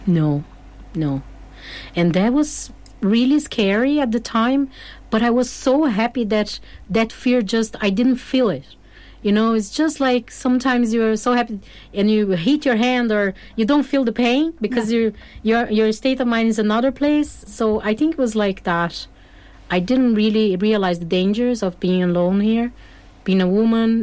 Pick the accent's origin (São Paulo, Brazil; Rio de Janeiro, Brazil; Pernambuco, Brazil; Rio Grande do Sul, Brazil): Rio Grande do Sul, Brazil; Porto Alegre; English is a second language; moved away as an adult; now in Ireland; originally from Brazil, from a big city called Porto Alegre, uh, in the south of Brazil